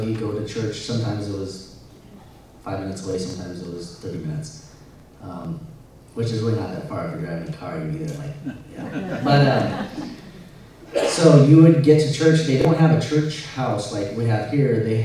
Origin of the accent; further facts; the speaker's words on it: Michigan, United States; moved away; also born or lived in Montana / Missouri; I was born in Montana, and my parents left there when I was a young kid, so I don't really remember anything in Montana. I lived in Michigan for 18 years